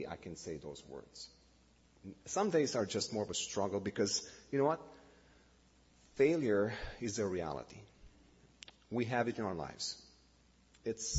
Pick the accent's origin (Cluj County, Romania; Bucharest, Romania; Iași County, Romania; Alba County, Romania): Bucharest, Romania; English is a second language; moved away as an adult; now in Canada; born and raised in Romania, like I said. Bucharest was for 45 years my hometown